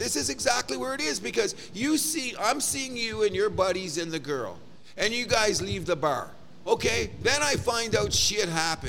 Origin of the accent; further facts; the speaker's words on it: Canada; I'm embarrassed as a Canadian to love hockey this much